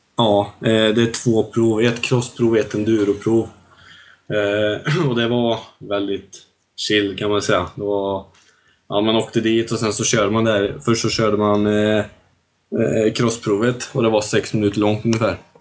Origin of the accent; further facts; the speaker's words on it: Tibro, Västra Götaland, Sweden; Jag är väl uppvuxen här ute i Sandhålan som vi har här i Tibro